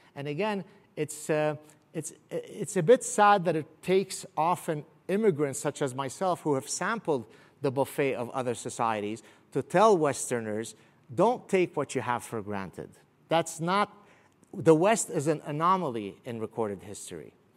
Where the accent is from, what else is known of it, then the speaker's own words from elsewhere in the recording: Canada; also born or lived in Beirut; I'm Canadian